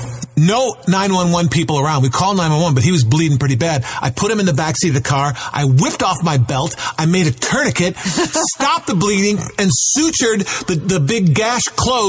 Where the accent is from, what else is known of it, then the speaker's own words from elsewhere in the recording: Chicago, Illinois, United States; Now, I grew up in Chicago, and we would go down to Florida for spring break, and we got to see the baseball.